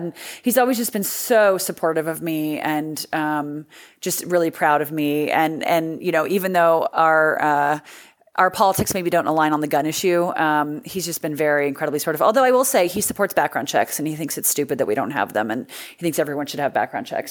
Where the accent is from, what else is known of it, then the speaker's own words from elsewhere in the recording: California, United States; I'm born and raised in California